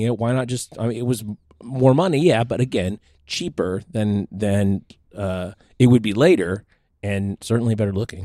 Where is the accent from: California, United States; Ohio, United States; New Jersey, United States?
California, United States; Manteca; I grew up around Manteca